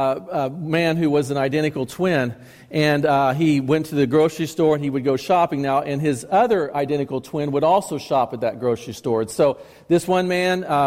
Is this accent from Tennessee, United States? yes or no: yes; Chattanooga, Tennessee, United States; when I was growing up in Chattanooga